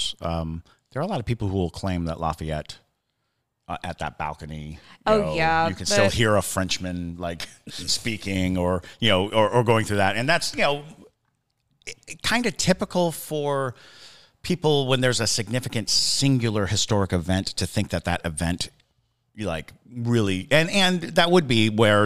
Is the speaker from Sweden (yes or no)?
no; Germany; also born or lived in Italy / Hinesville, United States; I grew up in Germany and Italy, and then I graduated high school in Hinesville, Georgia.